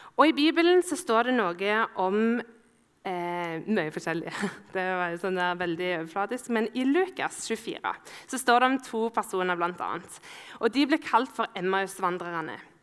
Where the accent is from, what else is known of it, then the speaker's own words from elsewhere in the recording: Ålgård, Rogaland, Norway; Ålgård, der jeg er fra.